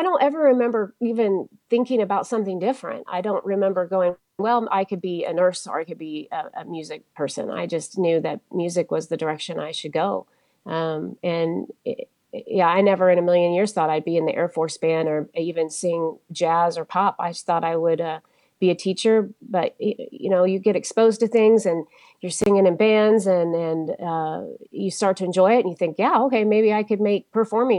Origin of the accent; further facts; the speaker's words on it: Wichita, Kansas, United States; moved away as an adult; also born or lived in Colorado Springs, Colorado; now in Tokyo, Japan; I grew up in Wichita, Kansas